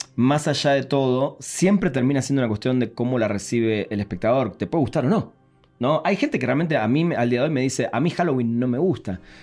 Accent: Argentina; moved away as an adult; yo todavía vivía en Argentina, hace 14 años que vivo acá, pero en los 90 vivía en Argentina

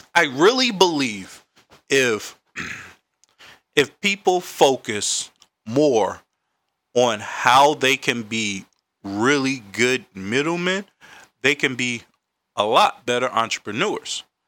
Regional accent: Raleigh, North Carolina, United States; now in Washington, D.C., United States; I'm from Raleigh, North Carolina

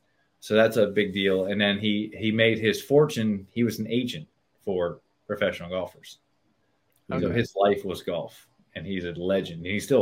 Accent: Latrobe, Pennsylvania, United States; I grew up in Pennsylvania in a town called Latrobe

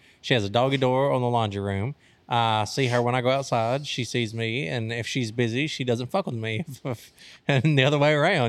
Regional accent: United States; I'm an American.

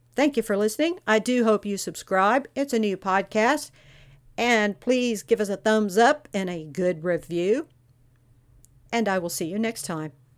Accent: Texas, United States; I'm from Texas

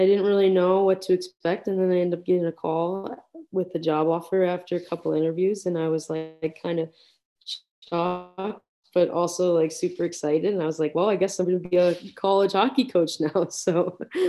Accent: Madison, Wisconsin, United States; moved away as an adult; now in Syracuse, United States; growing up in the Madison area.

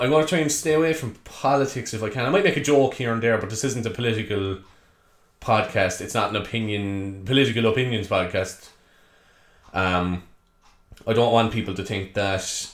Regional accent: Cork, Munster, Ireland; if you haven't guessed by the accent already, I'm from Cork

